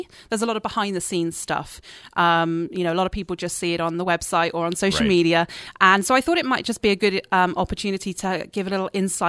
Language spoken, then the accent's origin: English; Dorset, South West England, United Kingdom; now in Canada; It's actually the south coast. It's the county of Dorset.